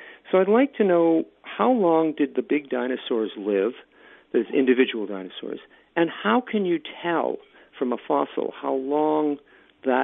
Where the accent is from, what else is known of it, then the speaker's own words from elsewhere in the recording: Virginia, United States; I'm from Virginia in the United States